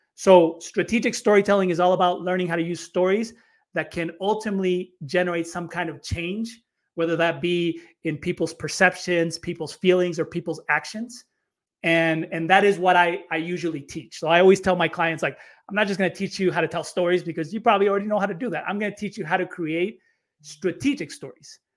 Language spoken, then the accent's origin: English; United States; moved away as an adult; also born or lived in Chile; I grew up in the States